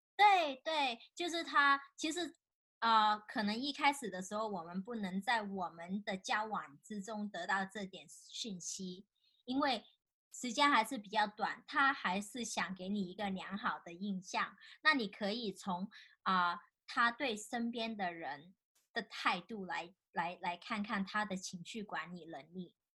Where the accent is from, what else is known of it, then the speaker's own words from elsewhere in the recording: China; 尤其是我们大陆长大的